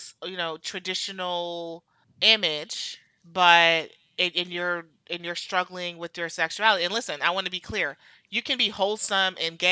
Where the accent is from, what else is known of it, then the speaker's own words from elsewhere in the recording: New Jersey, United States; I'm from Jersey